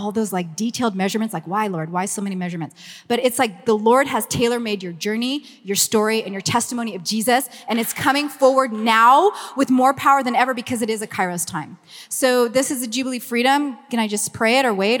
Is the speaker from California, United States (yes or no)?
yes; Los Angeles, California, United States; accent: Valley Girl; I'm from Los Angeles, born and raised